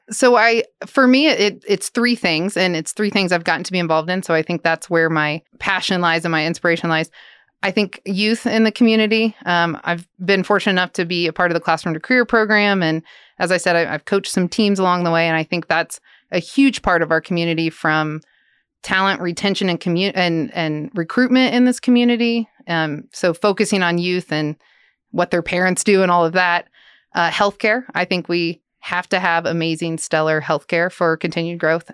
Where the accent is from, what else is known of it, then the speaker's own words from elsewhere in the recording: Lawrence, Kansas, United States; moved away as an adult; now in Manhattan, Kansas, United States; I'm from Lawrence. grew up just outside of Lawrence, actually a small town